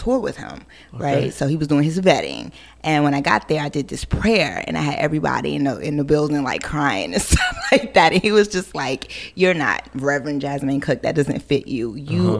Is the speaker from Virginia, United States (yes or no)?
yes; Hampton Roads, Virginia, United States; also born or lived in Brooklyn, New York / Queens, New York / Harlem, New York; I grew up in Hampton Roads, Virginia